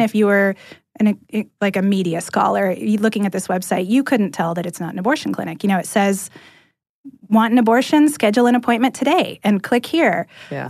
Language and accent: English; California, United States; moved away as an adult; now in Atlanta, United States; I'm from California originally, and I landed in Atlanta about a year and a half ago